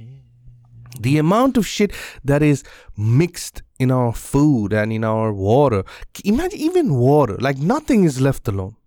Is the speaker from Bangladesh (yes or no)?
yes; Bangladesh; in my country in bangladesh